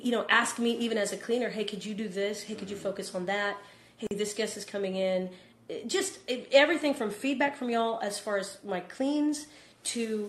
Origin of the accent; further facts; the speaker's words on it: Texas, United States; I say y'all because I'm from Texas